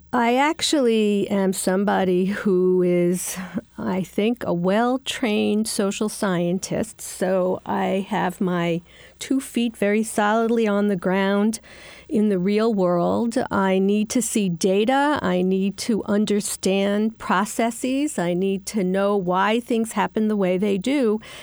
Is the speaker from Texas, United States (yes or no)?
no; New York City, New York, United States; the neighborhoods like where I grew up in Queens